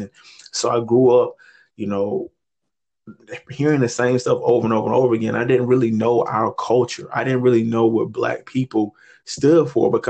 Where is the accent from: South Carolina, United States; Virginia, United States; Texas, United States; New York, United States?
Virginia, United States; Chesterfield; It dominantly white school, definitely growing up in Chesterfield.